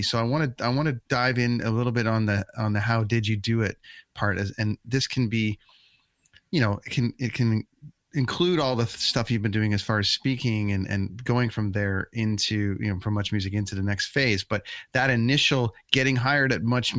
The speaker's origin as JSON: {"language": "English", "area": "near Port Perry, Lindsay area, outside Toronto", "region": "Ontario", "country": "Canada", "tie": "born or raised there", "said": "I grew up way outside of Toronto, up close to, like, you know, Port Perry, Lindsay kind of area."}